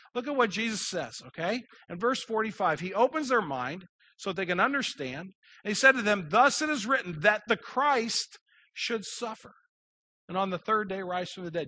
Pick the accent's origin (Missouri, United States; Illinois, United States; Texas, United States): Missouri, United States; Kirkwood; I grew up in Kirkwood, I know exactly where East Madison is